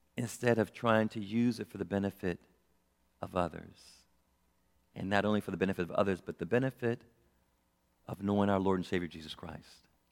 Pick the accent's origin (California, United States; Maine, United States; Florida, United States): California, United States; Los Angeles; I was born in South Central Los Angeles